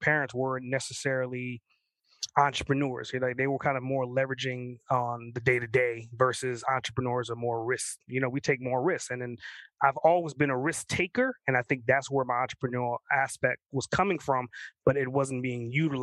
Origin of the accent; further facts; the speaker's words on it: New York, United States; I grew up in New York